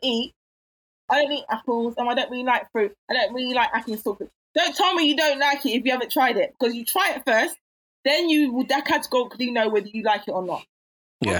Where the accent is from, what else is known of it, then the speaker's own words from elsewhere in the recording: London, United Kingdom; I was raised in Catford.